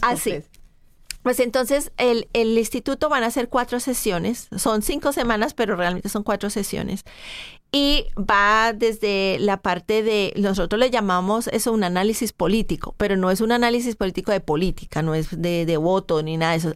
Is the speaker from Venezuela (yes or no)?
no; Colombia; moved away as an adult; Yo soy ah, una un inmigrante que llegué de, de Colombia ya este año, hace 30 años